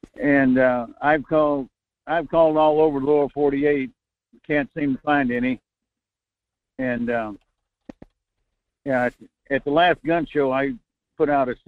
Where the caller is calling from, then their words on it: North Pole, Alaska, United States; Good morning, Michael. … in Fairbanks, North Pole.